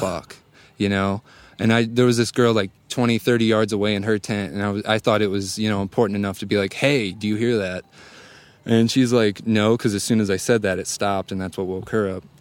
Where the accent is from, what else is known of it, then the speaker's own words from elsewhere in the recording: St. Louis, Missouri, United States; I'm from Saint Louis.